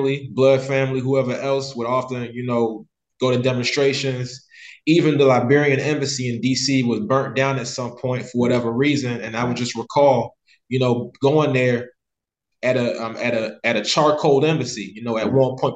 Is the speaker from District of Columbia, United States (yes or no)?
yes; Washington, District of Columbia, United States; I was born in D.C., D.C. being Chocolate City